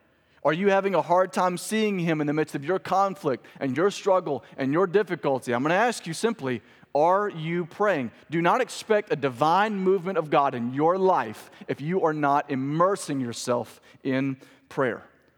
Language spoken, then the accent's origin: English; Clinton, Mississippi, United States; also born or lived in Birmingham, Alabama / New Orleans; I was raised in Mississippi, but I call Birmingham, Alabama home. It's very confusing. We moved a lot. But I was born and raised in Mississippi. Also spent a couple years in New Orleans as a young child.